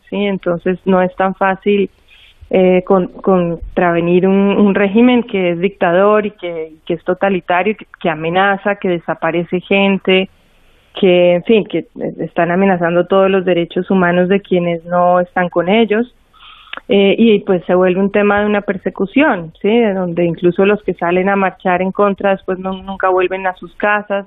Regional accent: Colombia; yo como colombiana hice estos cuatro viajes de frontera

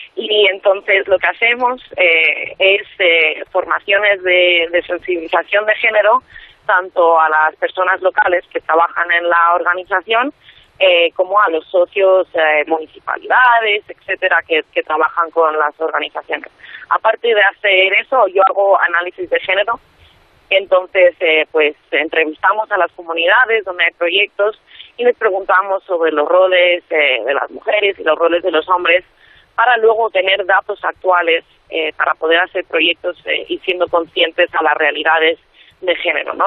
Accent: Madrid, Community of Madrid, Spain; tengo 27 años y soy de Madrid.

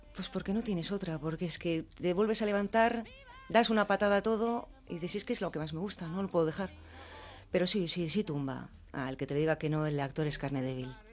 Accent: Basque Country, Spain; soy vasca

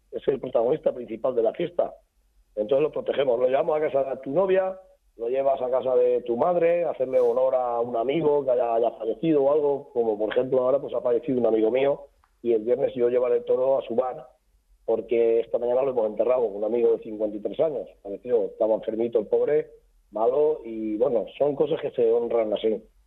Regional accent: Chiva, Valencian Community, Spain; Chiva somos eh, castellano parlantes va a pesar de estar a 25 kilómetros de la capital de Valencia, somos castellanos parlantes

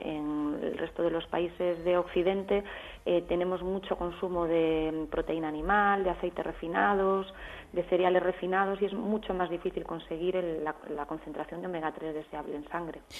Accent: Galicia, Spain; Yo soy gallega

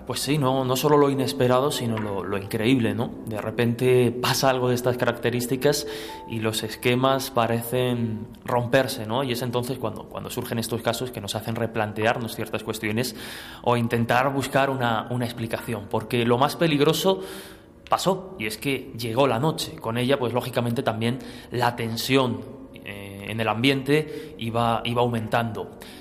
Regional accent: Albacete, Castilla-La Mancha, Spain; que soy de Albacete

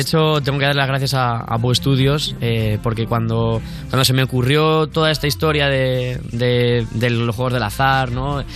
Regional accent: Spain; somos de España

